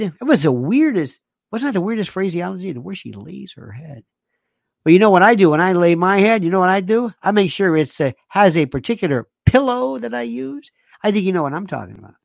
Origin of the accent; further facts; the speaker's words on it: Florida, United States; I'm from the South. I'm from Florida